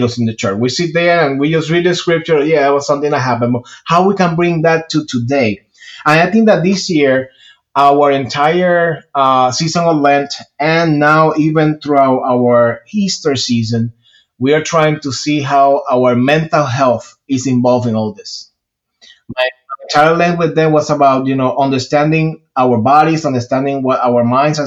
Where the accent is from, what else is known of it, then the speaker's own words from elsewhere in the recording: Puerto Rico; moved away as an adult; now in Georgia, United States; I am originally from Puerto Rico. I was born and raised there. I moved to the state when I was 21 years old